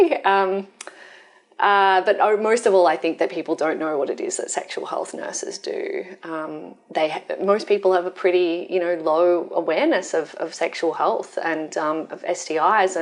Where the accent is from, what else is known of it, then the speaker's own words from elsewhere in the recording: Wollongong, New South Wales, Australia; moved away as an adult; now in Sydney, Australia; I'm from Wollongong originally, and I love Wollongong, and I moved to Sydney so that I could continue working here